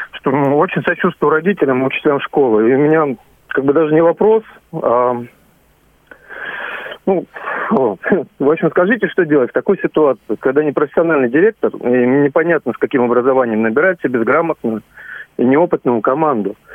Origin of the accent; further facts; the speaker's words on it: Zhukovsky, Moscow Oblast, Russia; Я из Жуковского